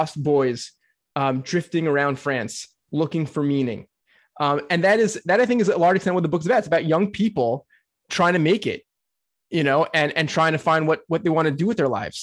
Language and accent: English; United States; As an American